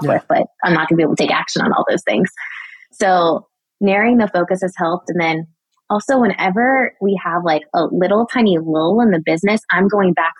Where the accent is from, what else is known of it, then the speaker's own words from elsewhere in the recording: Daytona Beach, Florida, United States; my hometown, Daytona Beach